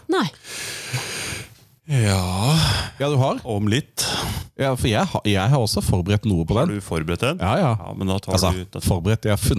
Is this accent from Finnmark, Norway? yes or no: no; Åsgreina, Akershus, Norway; Nei, Åsgreina, da.